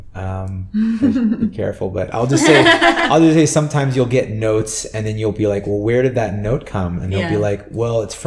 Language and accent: English; San Francisco, California, United States; moved away; I'm from San Francisco and so it was a smaller market there